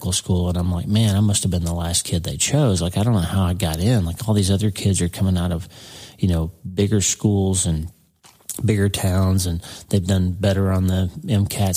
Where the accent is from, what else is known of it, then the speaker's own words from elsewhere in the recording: Broken Bow, Oklahoma, United States; moved away as an adult; also born or lived in Pittsburgh; my little hometown, 2,000 people, Broken Bow, Oklahoma